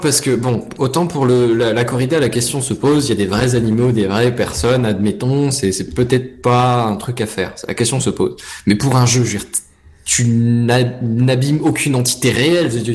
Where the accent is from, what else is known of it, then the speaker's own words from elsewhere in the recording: the North-East, north-east France, France; on vient du Nord-Est